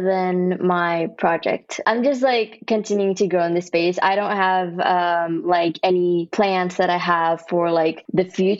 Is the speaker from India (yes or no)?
yes; Kerala, India; now in Texas, United States; I was born in India. Yeah. Then I moved to Texas in the US. Where in India? There's a place called Kerala